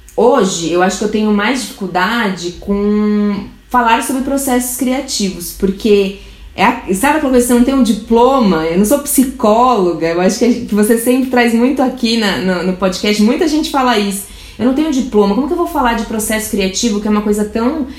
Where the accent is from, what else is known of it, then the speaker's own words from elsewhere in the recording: Brazil; eu sou do Brasil, faço isso